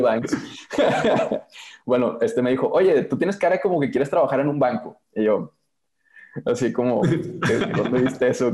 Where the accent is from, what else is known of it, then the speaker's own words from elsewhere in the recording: Monterrey, Nuevo León, Mexico; yo soy de Monterrey